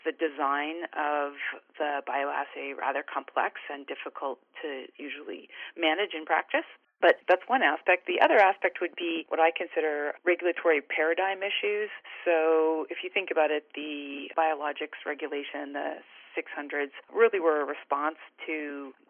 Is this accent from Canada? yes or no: yes; Canada; moved away as an adult; also born or lived in British Columbia / San Diego; I'm originally Canadian, and I graduated from the University of British Columbia